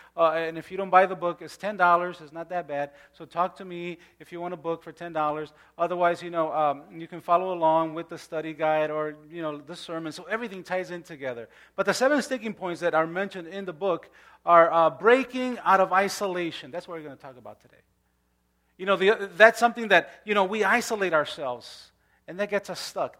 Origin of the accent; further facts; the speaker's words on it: Chicago, Illinois, United States; I grew up in Pilsen